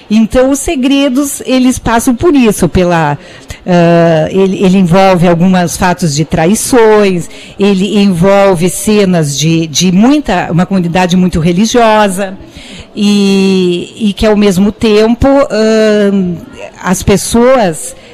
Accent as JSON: {"language": "Portuguese", "town": "Garibaldi", "region": "Rio Grande do Sul", "country": "Brazil", "tie": "born or raised there", "said": "ela dizia que o local das histórias são verdadeiros e realmente o local é Garibaldi, que é a minha cidade natal."}